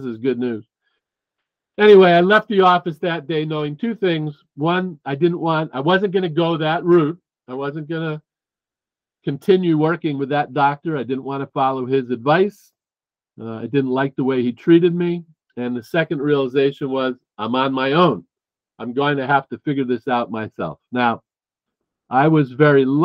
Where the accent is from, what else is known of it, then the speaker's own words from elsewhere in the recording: New Jersey, United States; moved away as an adult; also born or lived in Boston; I moved from New Jersey, where I grew up, to Boston